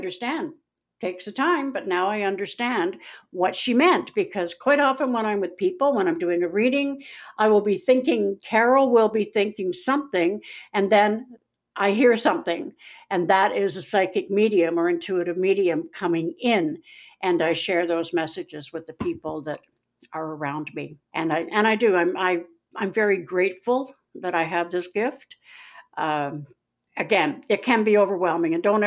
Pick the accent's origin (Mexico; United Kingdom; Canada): Canada; Winnipeg, Manitoba; I'm not really from Missouri, I'm from Winnipeg